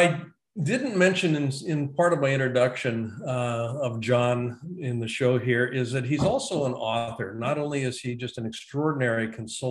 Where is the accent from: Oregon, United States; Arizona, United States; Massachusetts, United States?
Oregon, United States; Roseburg; I was born in Roseburg, Oregon.